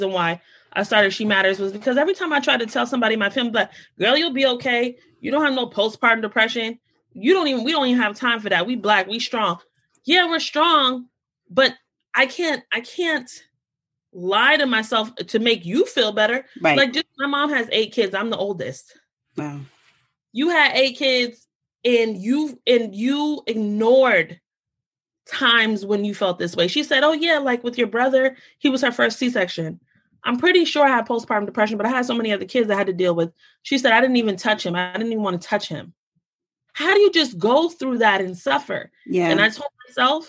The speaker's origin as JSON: {"language": "English", "country": "United States", "said": "I'm Black American."}